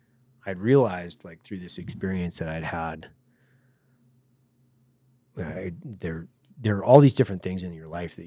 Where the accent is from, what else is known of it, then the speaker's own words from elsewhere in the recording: United States; I grew up next to them